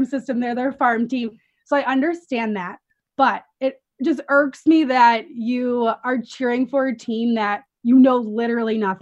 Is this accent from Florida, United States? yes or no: no; Chicago, Illinois, United States; also born or lived in Iowa; I'm from Chicago, from the suburbs, and I grew up, you know, watching these teams